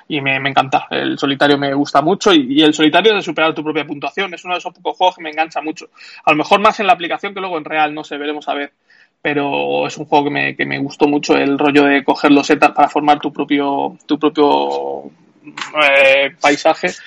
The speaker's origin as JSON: {"language": "Spanish", "country": "Spain", "said": "los juegos de licencia no me molan demasiado y menos siendo español"}